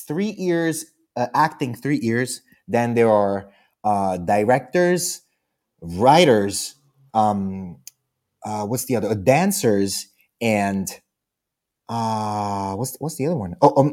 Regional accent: New Jersey, United States; born there; I'm a citizen. I was born in New Jersey.

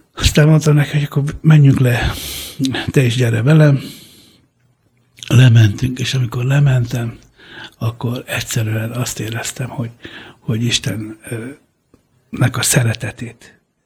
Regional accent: Hungary; Hungarian is a second language; also born or lived in San Ferdinando di Puglia, Italy; ott éltünk eh, egészen öt éves koromig, amikor Magyarországra jöttünk.

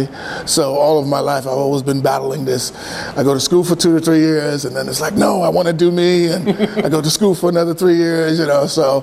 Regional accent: New York City, New York, United States; moved away as an adult; also born or lived in Haiti (ancestry); now in Oregon, United States; I'm from Brooklyn

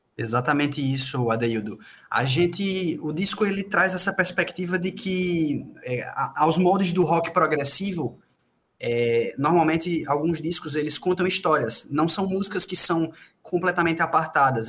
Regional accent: Paraíba, Brazil; accent: paraibano; com muito sotaque paraibano

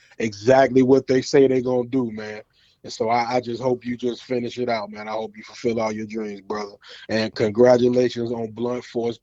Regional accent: Cairo, Illinois, United States; now in Virginia, United States; You know, if you know me, you know me by that. I'm from the 618, man. I'm from Cairo, but I'm out here in VA 757.

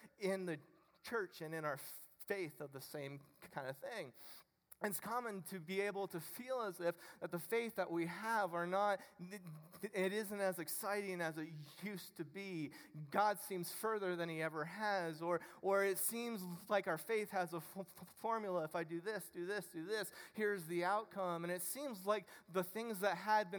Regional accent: Ohio, United States; I'm from Ohio

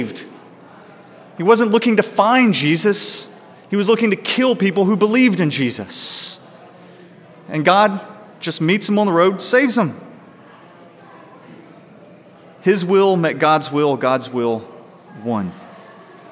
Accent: United States; I'm a guy. I'm white. I was born in America

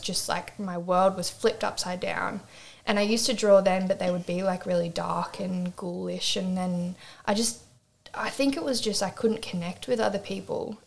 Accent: Swansea Heads, New South Wales, Australia; moved away as an adult; also born or lived in Newcastle, New South Wales; now in Ravenshoe, Australia; I'm Newcastle based, but um, so I'm from Swansea Heads originally

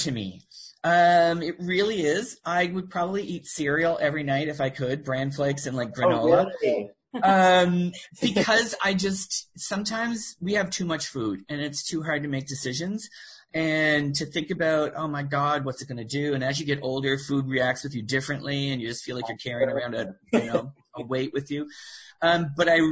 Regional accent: Miramichi, New Brunswick, Canada; moved away as an adult; also born or lived in Fredericton, New Brunswick / Toronto; now in Nova Scotia, Canada; I was born in Miramichi, New Brunswick, back before it was amalgamated, when it was still Newcastle and Chatham

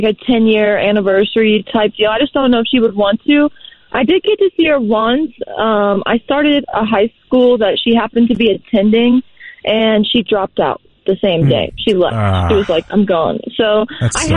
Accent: Dayton, Ohio, United States; moved away; I am originally from Dayton, Ohio

